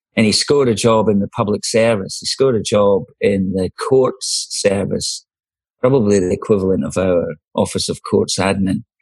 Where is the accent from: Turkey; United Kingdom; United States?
United Kingdom; Edinburgh, Scotland; also born or lived in Leith, Edinburgh; now in Darwin, Australia; I was born in Leith, but at an early age, we moved out from Leith. We got bigger and better and we moved to uh, another glamorous suburb called Granton